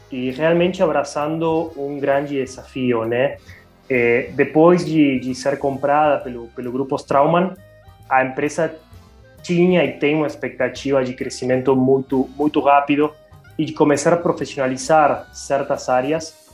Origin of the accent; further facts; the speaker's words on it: Argentina; Portuguese is a second language; moved away as an adult; now in Brazil; Não, eu sou natural da Argentina, é, mas bom, eu moro há oito anos quase no Brasil